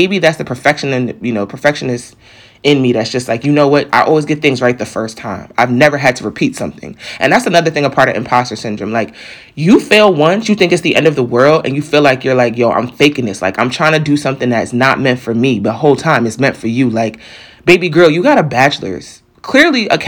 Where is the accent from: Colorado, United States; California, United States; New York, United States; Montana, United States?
New York, United States; moved away as an adult; now in Delaware, United States; I'm from New York